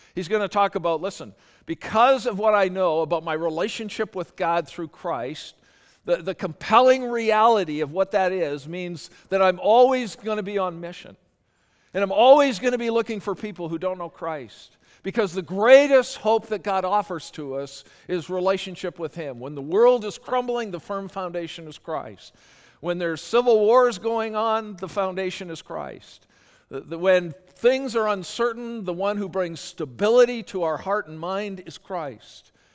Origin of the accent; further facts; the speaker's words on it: Canada; I'm Canadian